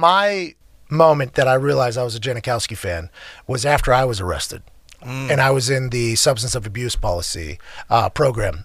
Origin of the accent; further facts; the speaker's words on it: Pittsburgh, Pennsylvania, United States; I'm from Pittsburgh.